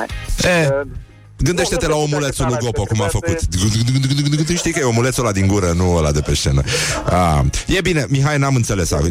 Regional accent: Greece; Nu îmi place nici muzica grecească, deși sunt grec, o urăsc, mă scoate din minți, m-a terminat aia că în copilărie.

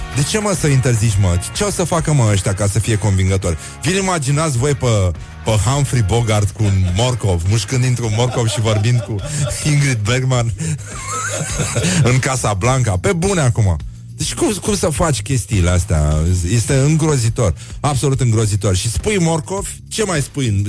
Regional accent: Romania; noi ca români, ca popor, ca cetățeni

